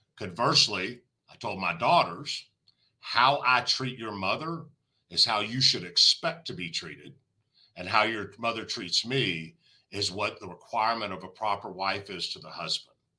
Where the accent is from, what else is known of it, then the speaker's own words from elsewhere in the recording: the South, United States; I'm from the South